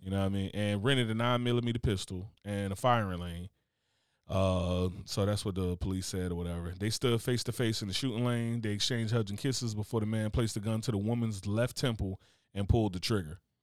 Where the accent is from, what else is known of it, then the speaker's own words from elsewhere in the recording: Newark, New Jersey, United States; I grew up in Newark, New Jersey.